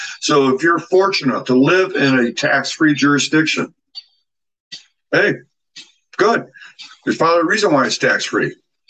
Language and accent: English; Ohio, United States; moved away as an adult; also born or lived in Germany / United Kingdom / Bahrain; Man, where are you from again? I said, Ohio.